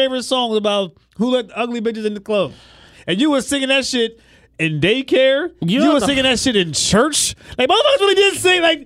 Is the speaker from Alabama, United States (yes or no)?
no; New Jersey, United States; born or raised there